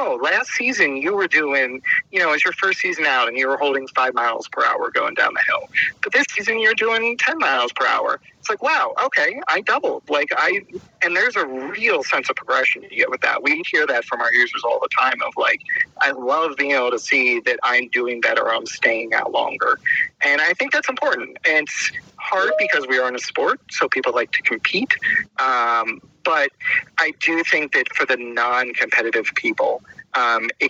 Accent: Pennsylvania, United States; where I grew up in Pennsylvania

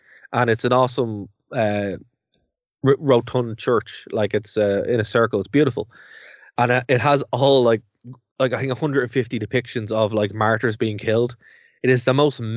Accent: Ireland; we're two Irish guys

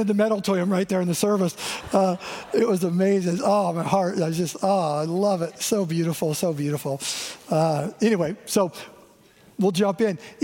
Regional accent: Eastern Washington, United States; growing up in Eastern Washington

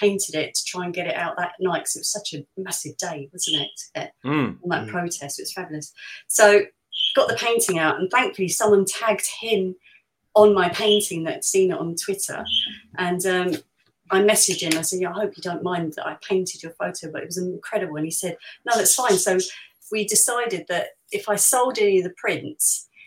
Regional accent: London, United Kingdom; I was born in Liverpool Road. If you're Islington, you usually Barts, Whittington, or Royal Free, really, or you're born at home

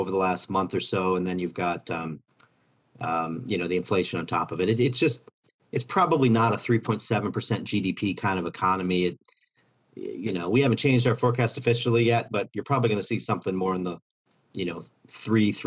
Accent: Overland Park, Kansas, United States; I grew up about a half hour from the campus

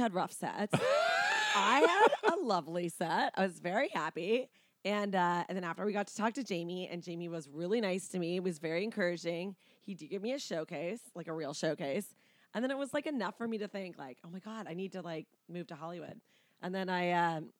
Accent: Delta, British Columbia, Canada; moved away as an adult; also born or lived in Ottawa; now in California, United States; I grew up in Vancouver, and then I went to university in Ottawa.

